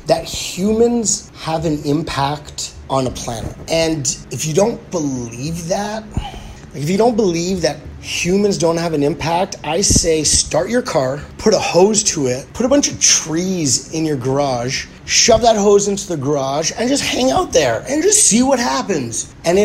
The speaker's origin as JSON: {"language": "English", "town": "Winnipeg", "region": "Manitoba", "country": "Canada", "said": "being from Winnipeg"}